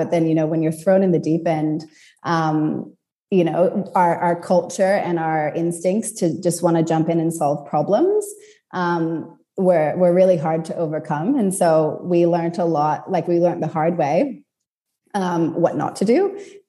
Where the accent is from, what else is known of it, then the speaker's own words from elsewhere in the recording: California, United States; So I grew up in California and, you know, I moved around a lot as a kid and then ended up back in California for uni.